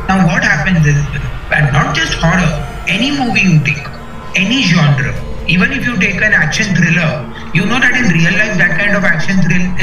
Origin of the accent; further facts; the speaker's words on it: Karnataka, India; Uh, I told you I come from Karnataka, so I know that it happens. It happens very close to where I come from.